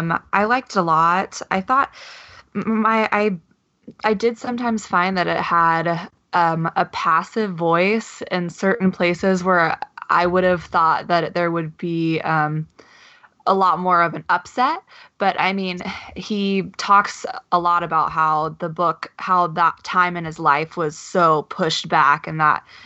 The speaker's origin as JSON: {"language": "English", "region": "Tennessee", "country": "United States", "tie": "born or raised there", "said": "I grew up in Tennessee, and so and the Bible Belt, and especially that whole era, I remember that kind of viscerally."}